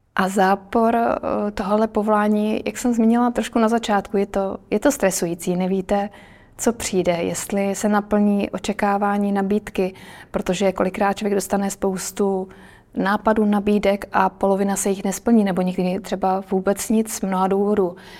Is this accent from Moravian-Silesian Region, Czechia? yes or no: yes; Krnov, Moravian-Silesian Region, Czechia; also born or lived in Brno; now in Prague, Czech Republic; Já teda jsem z malého města, vyrůstala jsem v Krnově